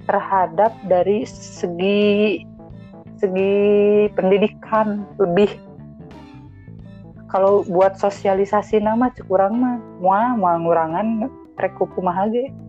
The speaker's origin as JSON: {"language": "Indonesian", "town": "Garut", "region": "West Java", "country": "Indonesia", "said": "karena kumahanya saya sebagai orang Garut orang Garut mah bandel pisan lah ese"}